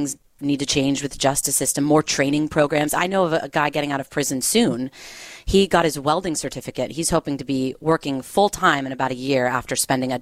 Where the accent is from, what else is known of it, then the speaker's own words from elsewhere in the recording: Los Angeles, California, United States; I'm from Los Angeles.